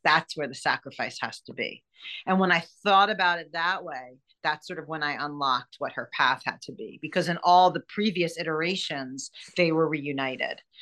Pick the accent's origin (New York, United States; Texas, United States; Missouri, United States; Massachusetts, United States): New York, United States; moved away as an adult; now in California, United States; I'm a New Yorker and I moved out here for my husband